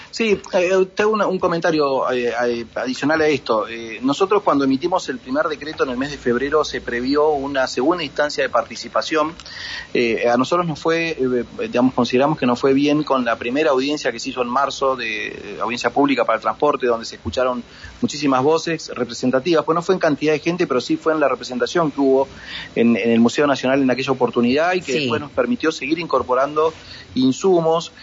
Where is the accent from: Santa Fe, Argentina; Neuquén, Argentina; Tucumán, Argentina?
Neuquén, Argentina; born or raised there